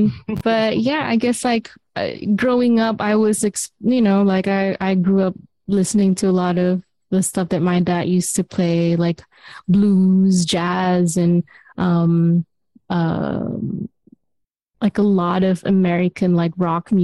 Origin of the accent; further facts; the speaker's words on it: Kuala Lumpur, Malaysia; moved away as an adult; So I was just like this girl from Kuala Lumpur, Malaysia, and where it's like, you know, tropical.